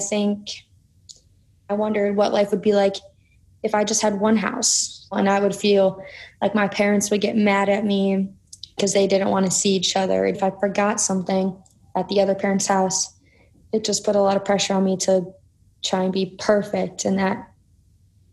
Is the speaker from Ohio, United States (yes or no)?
yes; Cleveland, Ohio, United States; I'm from Cleveland, Ohio